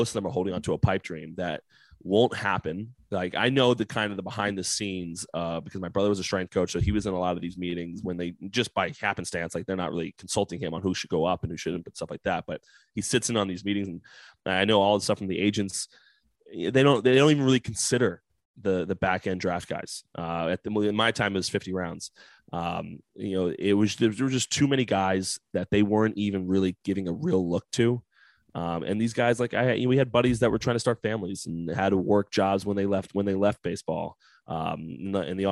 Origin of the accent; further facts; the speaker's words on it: New Jersey, United States; I'm from New Jersey, born and bred.